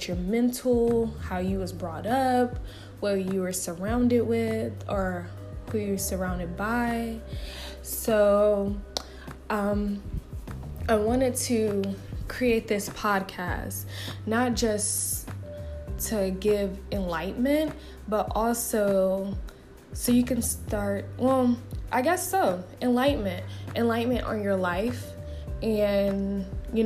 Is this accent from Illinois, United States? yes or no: no; Marietta, Georgia, United States; moved away as an adult; also born or lived in Atlanta, Georgia; now in Houston, United States; a city called Marietta, Georgia. And I've been living there for 21 years